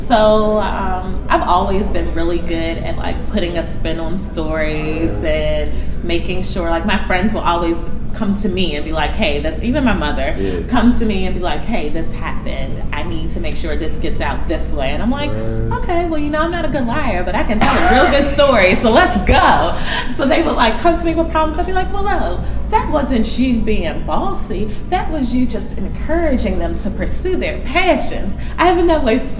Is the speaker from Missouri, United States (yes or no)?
no; Washington, District of Columbia, United States; moved away as an adult; now in New York City, United States; I'm from D.C. It's definitely one of the greatest cities in the world